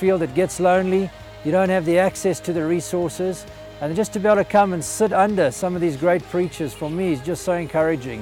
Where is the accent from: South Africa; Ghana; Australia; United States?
South Africa; Simon's Town, Western Cape; moved away as an adult; now in Mbala, Zambia; We're originally from Simonstown in Cape Town, and we moved up to Mbala, northern Zambia, 12 years ago